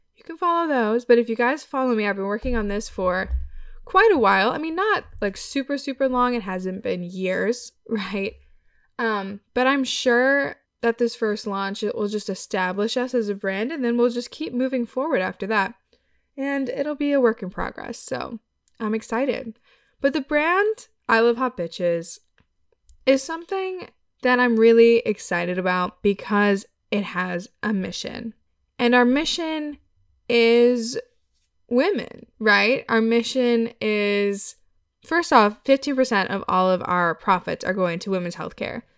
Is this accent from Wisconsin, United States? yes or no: yes; Wisconsin, United States; I'm from Wisconsin